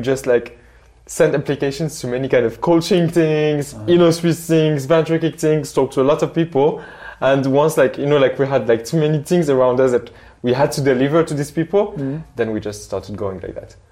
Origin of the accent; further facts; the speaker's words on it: Morocco; now in Switzerland; I'm from Morocco